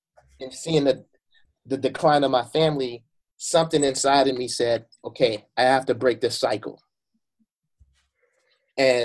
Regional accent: Chicago, Illinois, United States; I grew up in Chicago. I grew up on the west side of Chicago.

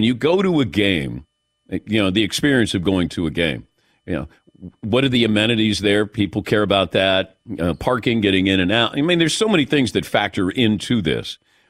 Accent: Cincinnati, Ohio, United States; But I never understood this because I grew up in Cincinnati and they would give out tickets, not usually to good games, but they would give you tickets if you got straight A's.

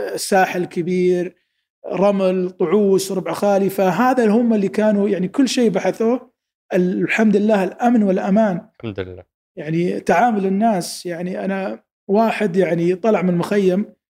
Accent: Saudi Arabia; انا كسعودي

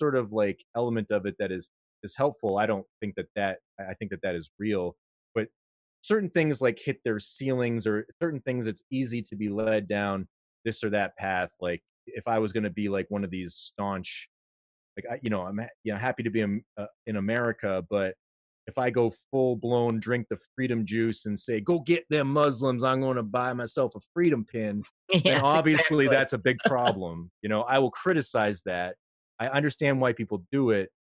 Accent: United States; I'm an American

